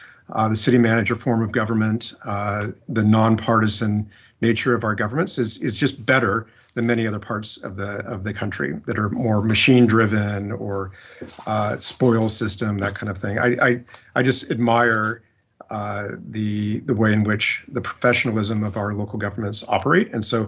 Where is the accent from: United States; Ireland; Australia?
United States; Whittier, California; I grew up in Southern California. Grew up in Whittier.